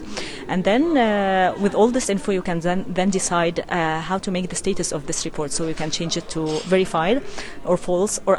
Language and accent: English; Egypt; I'm from Egypt